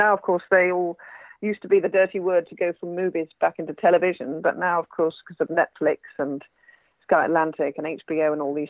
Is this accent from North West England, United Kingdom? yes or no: yes; Manchester, North West England, United Kingdom; I don't sound particularly northern, but actually I was born in Manchester. My parents aren't Mancunians either, but my father got a job at Manchester University and I was brought up in Manchester, in Cheshire.